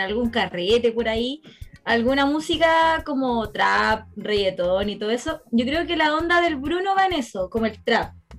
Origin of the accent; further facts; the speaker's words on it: Santa Cruz, O'Higgins, Chile; yo soy de Santa Cruz, eh, el lugar está rodeado de casas antiguas, adobe, tejas, pasillos, pilares, todo